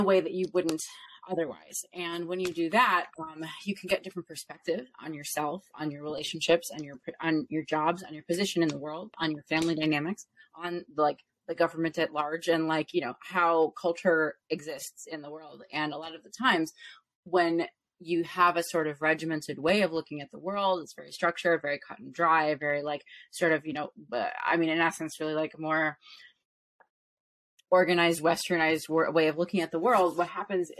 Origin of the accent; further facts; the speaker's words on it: Chicago, Illinois, United States; now in Los Angeles, United States; I'm from Chicago originally, the actual city, not the suburbs